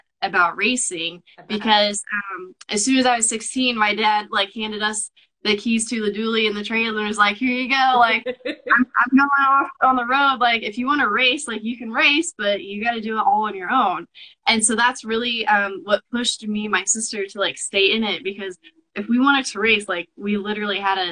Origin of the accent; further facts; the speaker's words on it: Kansas, United States; I'm from Kansas